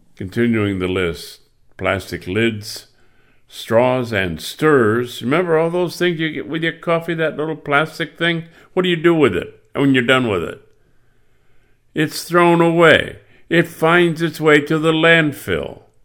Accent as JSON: {"language": "English", "region": "Michigan", "country": "United States", "tie": "born or raised there", "said": "I grew up in Michigan."}